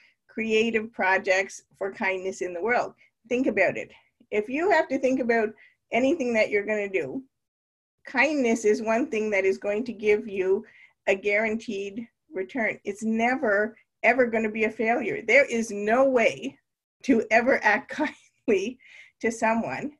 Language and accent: English; Canada; moved away as an adult; now in Naperville, United States; growing up in Canada